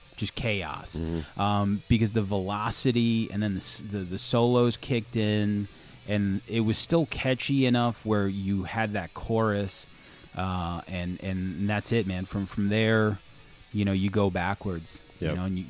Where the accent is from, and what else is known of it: Mattituck, New York, United States; born or raised there